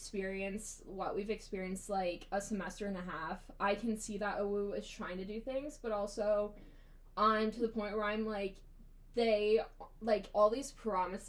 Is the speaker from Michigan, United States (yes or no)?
no; Newark, Ohio, United States; I'm from Newark, Ohio, about an hour out of Columbus